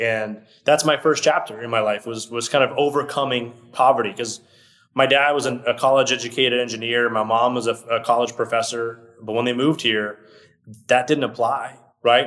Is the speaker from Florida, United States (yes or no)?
yes; Orlando, Florida, United States; English is a second language; also born or lived in Brazil; I moved here when I was six years old. I moved to Orlando, Florida which is where I still live today. So I lived in Orlando, Florida, pretty much my whole life